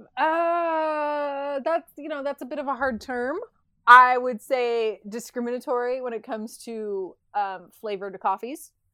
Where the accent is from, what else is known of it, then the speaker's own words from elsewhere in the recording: United States; as an American